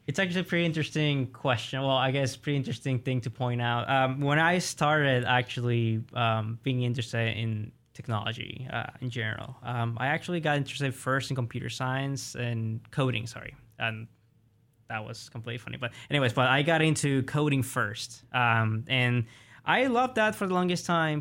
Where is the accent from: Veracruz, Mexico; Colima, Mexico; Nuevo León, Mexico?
Colima, Mexico; also born or lived in Oklahoma, United States; now in United States; in my hometown, Colima, because I'm from the west of Mexico